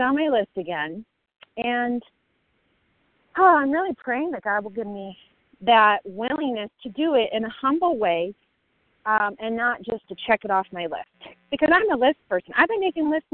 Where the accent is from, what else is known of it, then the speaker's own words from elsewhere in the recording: Colorado, United States; now in Chicago, United States; I'm from Colorado, currently in Chicago